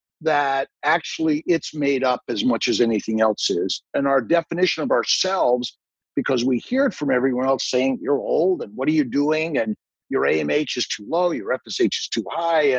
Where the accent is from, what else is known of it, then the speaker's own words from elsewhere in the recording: Los Angeles, California, United States; also born or lived in upstate New York; now in New York, United States; I'm from Los Angeles, and I, you know, got out of California a long time ago. And I live on a lake in upstate New York